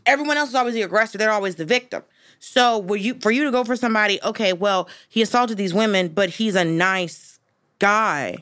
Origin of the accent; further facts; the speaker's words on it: the South, United States; moved away; I'm from the South